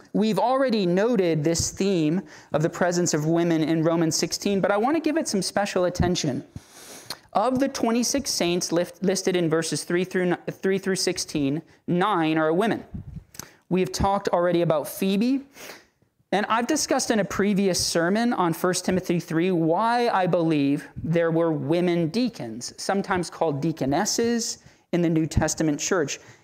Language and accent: English; Central Florida, United States; now in Tallahassee, United States; in the city I was brought up in Central Florida, there's a high Puerto Rican population